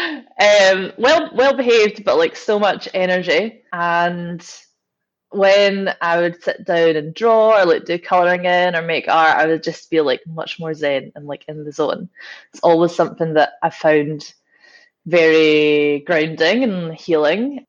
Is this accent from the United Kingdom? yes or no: yes; Glasgow, Scotland, United Kingdom; growing up in Glasgow, I think every kid gets dragged around like the Kelvin Grove art galleries.